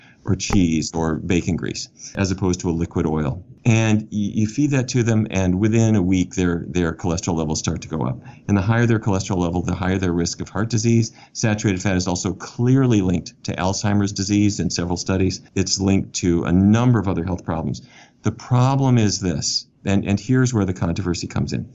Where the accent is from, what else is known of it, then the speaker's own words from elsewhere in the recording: Fargo, North Dakota, United States; I grew up in Fargo, North Dakota